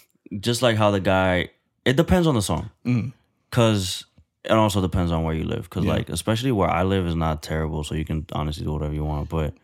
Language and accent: English; New York, United States; moved away; I'm a boy from New York